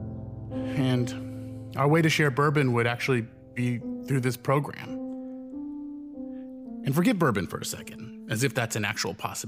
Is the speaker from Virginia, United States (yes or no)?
no; New York, United States; I'm a New Yorker